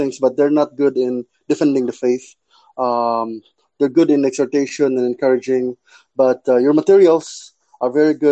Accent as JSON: {"language": "English", "town": "Cebu", "region": "Central Visayas", "country": "Philippines", "said": "I'm your friend from the Philippines, Cebu."}